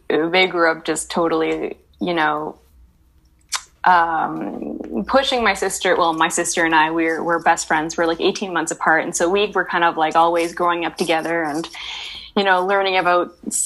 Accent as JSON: {"language": "English", "town": "Vancouver", "region": "British Columbia", "country": "Canada", "tie": "born or raised there", "also_born_or_lived": "Montreal", "said": "I was born and raised in Vancouver"}